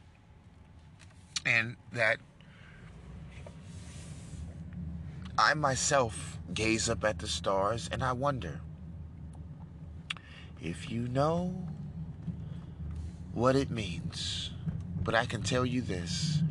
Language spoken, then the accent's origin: English; New York, United States; I'm born in good old New York